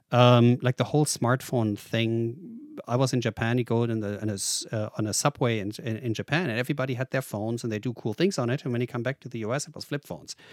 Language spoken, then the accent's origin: English; Germany; English is a second language; moved away as an adult; also born or lived in Boise, Idaho; I'm born and raised in Germany